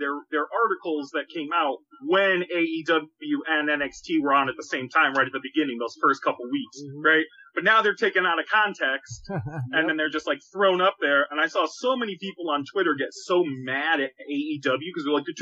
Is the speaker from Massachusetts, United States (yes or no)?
yes; Boston, Massachusetts, United States; now in Chicago, United States; I'm in Chicago now, but I'm originally from New England and Boston